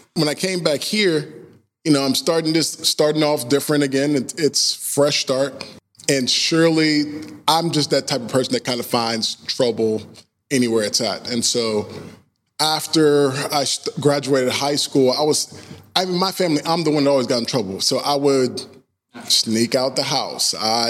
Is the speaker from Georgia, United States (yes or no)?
yes; Georgia, United States; But growing up in Georgia, I had you know, as I started to get older, I just got involved in different stuff, wrong friends, people, having a good time.